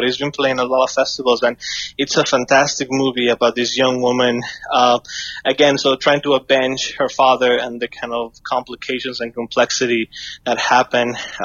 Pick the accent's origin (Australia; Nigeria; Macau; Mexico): Mexico; I grew up in Mexico